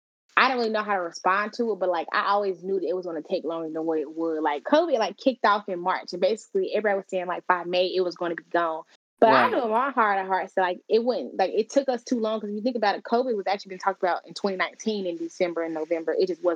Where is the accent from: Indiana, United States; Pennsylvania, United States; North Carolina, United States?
North Carolina, United States; Charlotte; moved away as an adult; moved back to my hometown, which is Charlotte.